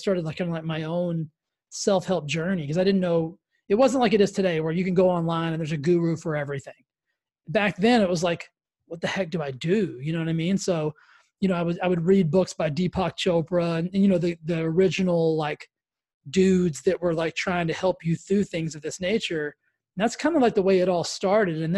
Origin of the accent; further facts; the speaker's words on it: Texas, United States; I grew up in Texas, so I grew up in like the Baptist church capital of the world.